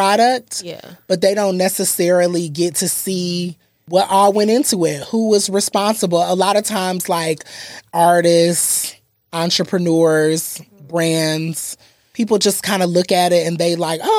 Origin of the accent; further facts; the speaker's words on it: Atlanta, Georgia, United States; We're all from Atlanta.